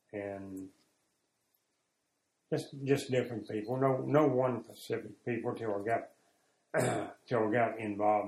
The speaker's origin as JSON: {"language": "English", "town": "Warsaw", "region": "Kentucky", "country": "United States", "tie": "born or raised there", "moved": "yes", "lives_now": "Ohio, United States", "said": "I grew up in Warsaw, Kentucky, and moved to Ohio in 1957."}